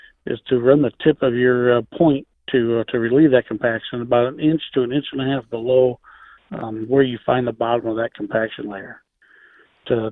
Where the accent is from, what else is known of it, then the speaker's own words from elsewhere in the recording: Illinois, United States; now in Northwest Ohio, United States; on the farm I grew up on in Illinois